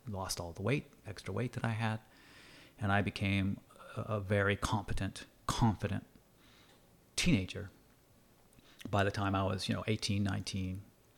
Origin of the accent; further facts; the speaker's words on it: New England, United States; I grew up in the United States. I grew up in New England, and sports and football were, you know, really important.